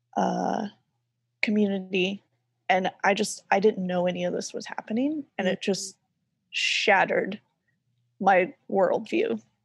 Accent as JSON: {"language": "English", "area": "Bible Belt", "region": "the South", "country": "United States", "tie": "born or raised there", "said": "I grew up in the South, in, like, the heart of the Bible Belt"}